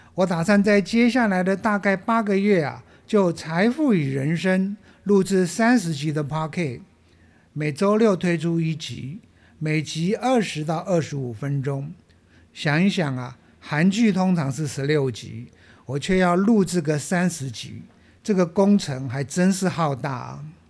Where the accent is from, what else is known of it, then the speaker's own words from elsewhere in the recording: Taiwan; 我们台湾人很有爱心